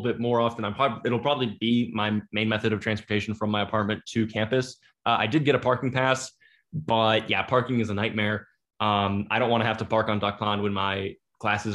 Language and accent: English; Michigan, United States; moved away as an adult; now in Virginia, United States; I come from Michigan